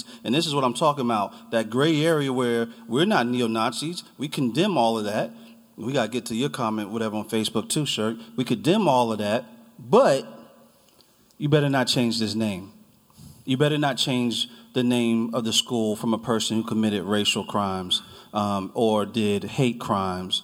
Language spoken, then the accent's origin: English; New Jersey, United States; now in Charlottesville, United States; I'm from New Jersey